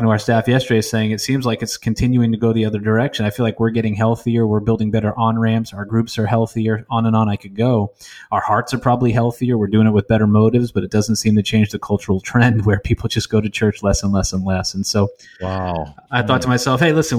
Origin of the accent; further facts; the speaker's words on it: New England, United States; I'd never been to a church larger than 200 people growing up in New England, the least church region of our country